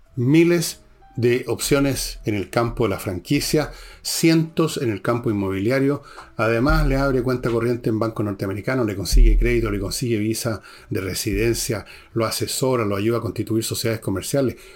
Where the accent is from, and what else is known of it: Chile